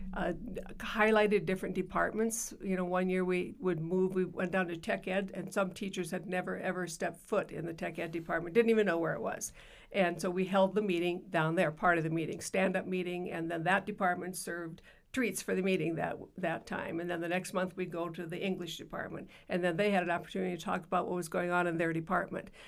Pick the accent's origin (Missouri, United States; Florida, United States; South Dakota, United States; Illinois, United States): South Dakota, United States; Yankton; I grew up in Yankton, South Dakota